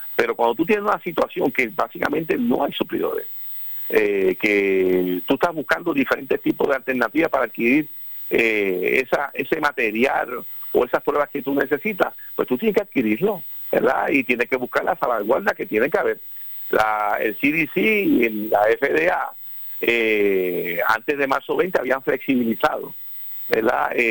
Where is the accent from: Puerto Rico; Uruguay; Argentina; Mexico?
Puerto Rico; somos el pueblo puertorriqueño